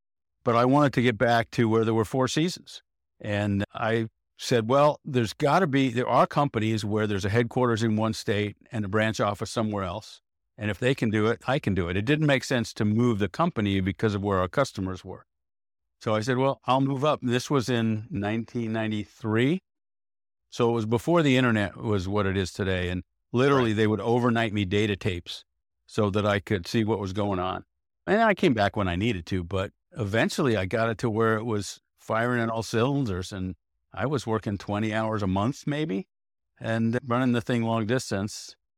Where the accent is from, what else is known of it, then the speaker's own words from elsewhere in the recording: Rye, New York, United States; I grew up outside of New York City, Westchester County.